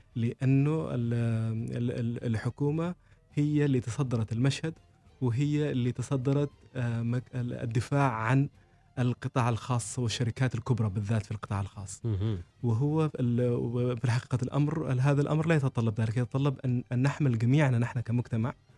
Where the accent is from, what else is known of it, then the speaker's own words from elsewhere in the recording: Oman; القيم اللي نحن نحملها كعمانيين